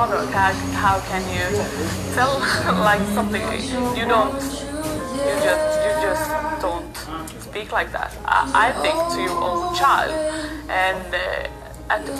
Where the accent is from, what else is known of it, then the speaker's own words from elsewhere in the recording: Gothenburg, Västra Götaland, Sweden; also born or lived in Serbia; I grew up in Gothenburg with my mom